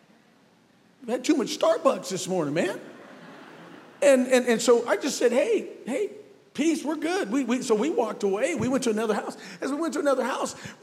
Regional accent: North Central Montana, United States; grew up on born on a little reservation in North Central Montana

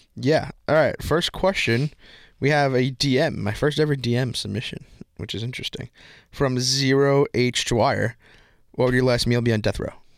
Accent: Long Island, New York, United States; I'm from Strong Island

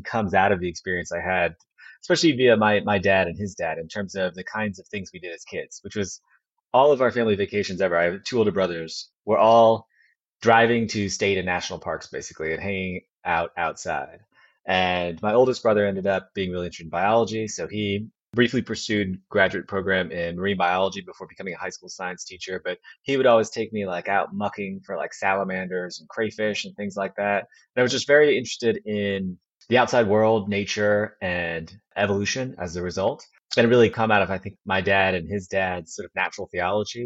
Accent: outside of Rochester, New York, United States; moved away; also born or lived in Kalamazoo, Michigan; I was born outside of Rochester.

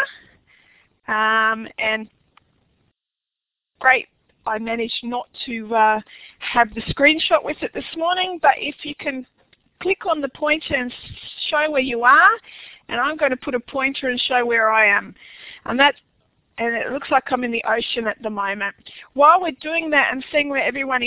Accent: Australia; accent: Aussie; my Aussie accent

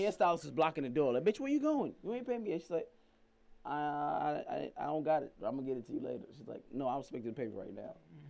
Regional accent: New York, United States; I'm from New York.

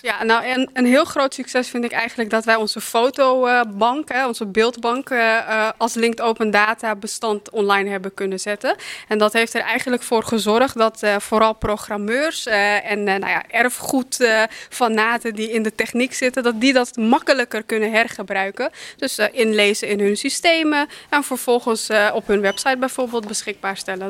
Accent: Suriname; now in Netherlands; ik kom zelf uit Suriname

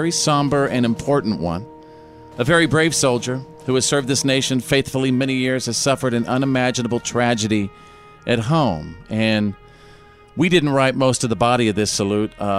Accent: North Texas, United States; moved away; I grew up in North Texas

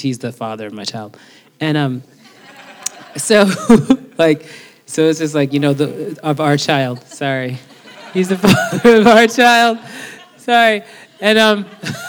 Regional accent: New York City, New York, United States; growing up in the Bronx and all of the incredible girls that I grew up

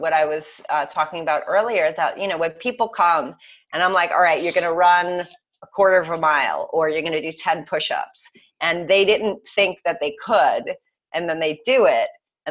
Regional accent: New York, United States; I'm from New York

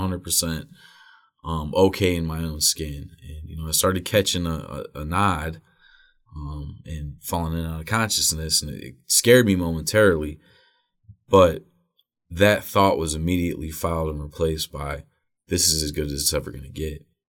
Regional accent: Wadsworth, Ohio, United States; also born or lived in Akron; I was born in Akron, raised in Wadsworth.

